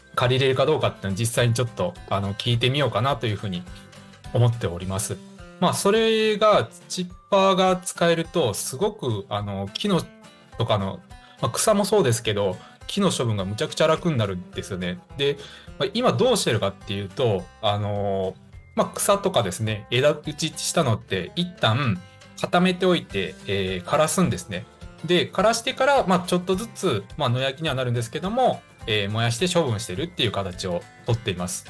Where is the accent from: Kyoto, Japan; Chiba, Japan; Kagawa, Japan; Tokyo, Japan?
Kagawa, Japan; Higashikagawa; 地元香川県東香川市を深く愛する男